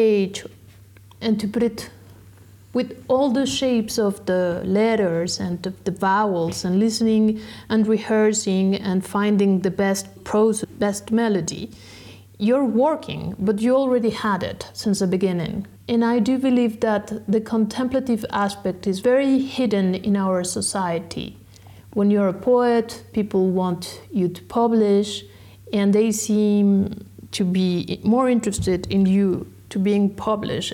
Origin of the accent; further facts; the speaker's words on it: Mexico; English is a second language; moved away as an adult; also born or lived in France; I was born in Mexico